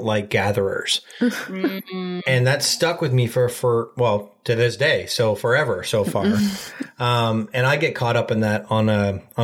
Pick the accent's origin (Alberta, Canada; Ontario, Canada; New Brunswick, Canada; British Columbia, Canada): Ontario, Canada; We're from Ontario, Canada